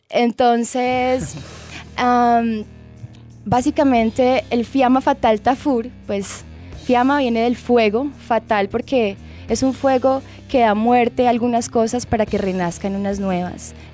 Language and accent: Spanish; Bogotá, Colombia; born there; Yo nací en Bogotá.